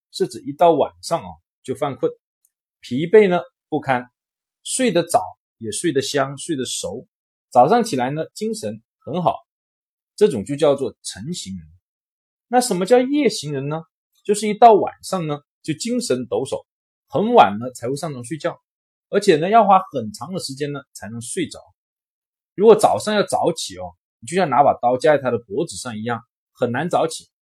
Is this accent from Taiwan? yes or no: no; China; 我们中国人的文化